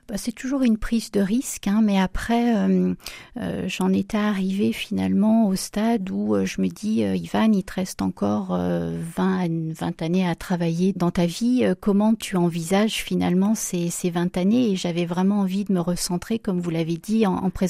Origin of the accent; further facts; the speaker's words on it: Saint-Étienne, Auvergne-Rhône-Alpes, France; Oui, oui, oui. Donc, je suis née à Saint-Étienne et donc euh, mes parents habitent toujours euh, dans la plaine du Forêt.